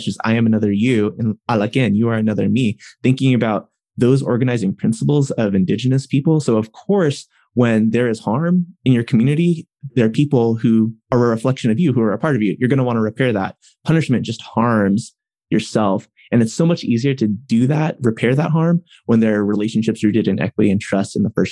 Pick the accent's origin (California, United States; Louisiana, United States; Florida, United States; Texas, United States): California, United States; Riverside; they both ended up in college in Riverside, California, which is in Southern California.